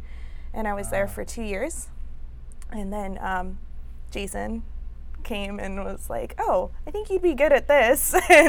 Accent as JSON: {"language": "English", "town": "Whittier", "region": "California", "country": "United States", "tie": "born or raised there", "said": "I grew up in Whittier, California."}